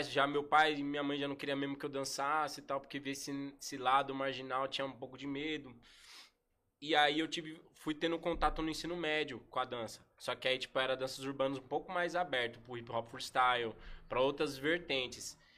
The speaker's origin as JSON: {"language": "Portuguese", "town": "Suzano", "region": "São Paulo", "country": "Brazil", "said": "Eu que sou de Suzano, ele sempre me acolheu nos treinos."}